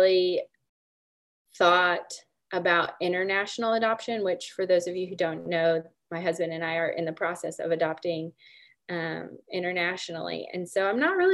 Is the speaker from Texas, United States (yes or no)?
no; Oklahoma, United States; I grew up in Oklahoma, born and raised